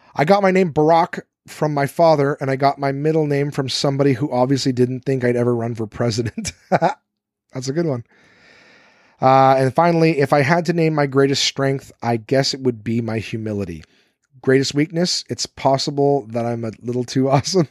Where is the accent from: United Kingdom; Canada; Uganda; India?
Canada; I'm Canadian